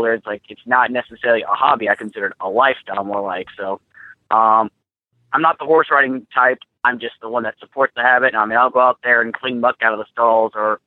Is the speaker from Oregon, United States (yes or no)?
yes; Oregon, United States; I'm originally from Oregon